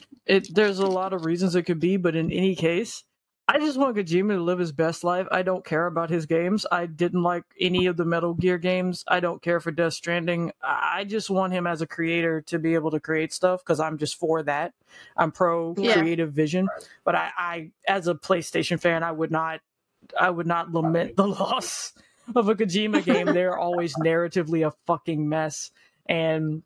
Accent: United States; as an American

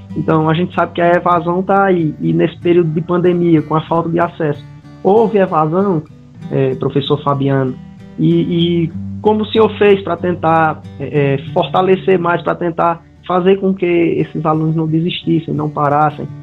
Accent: Caririaçu, Ceará, Brazil; eu também sou de Caririaçu

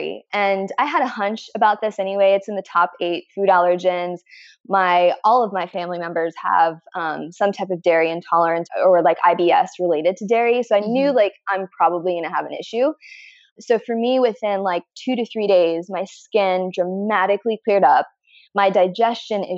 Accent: Midwest, United States; I'm from the Midwest

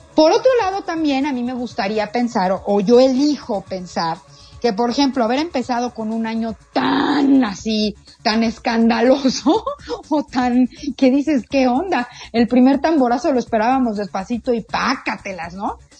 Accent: Mexico; como mexicanos

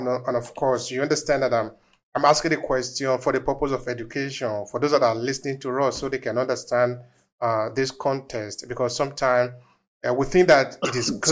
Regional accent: Nigeria; moved away; we are originally from Nigeria

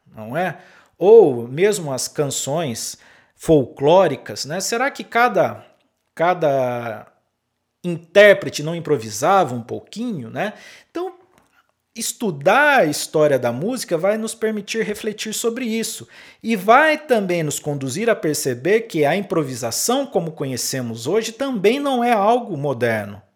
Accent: interior of São Paulo, Brazil; moved away as an adult; also born or lived in Pelotas, Rio Grande do Sul; Eu sou do interior de São Paulo e fui para o Rio Grande do Sul é, trabalhar lá né, na, na Universidade Federal de Pelotas como músico

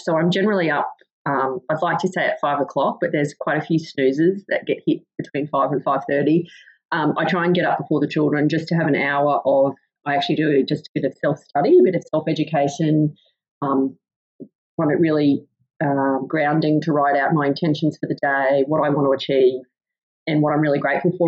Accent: Goondiwindi, Queensland, Australia; now in Emerald, Australia; I am originally from Gundawindi in southwest Queensland

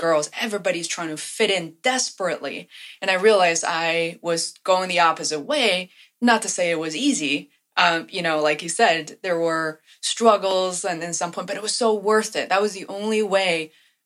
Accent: Beijing, China; I grew up in Beijing

